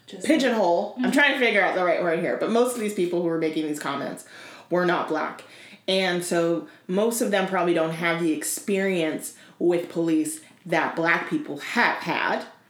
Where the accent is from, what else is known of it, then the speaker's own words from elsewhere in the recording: Tennessee, United States; moved away; I grew up in Tennessee.